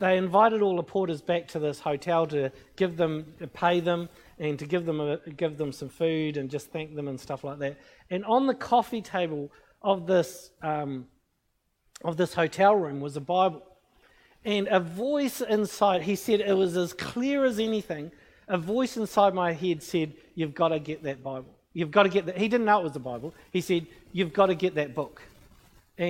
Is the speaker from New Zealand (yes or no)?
yes; New Zealand; I'm from New Zealand. I'm a Christian